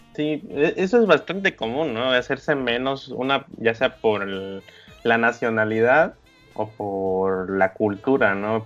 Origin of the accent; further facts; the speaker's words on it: Mexico